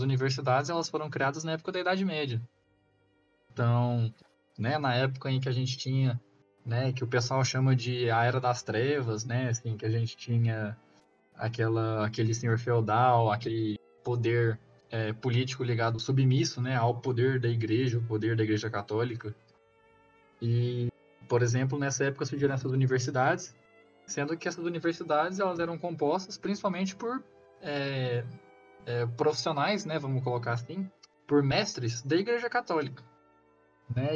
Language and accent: Portuguese; Goiás, Brazil; also born or lived in Rio Verde, Goiás; eu sou daqui do estado de Goiás, é, moro no interior aqui da, do estado, numa cidadezinha